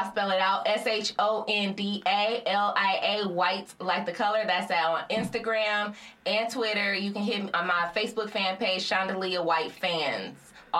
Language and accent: English; Flint, Michigan, United States; I'm from Flint.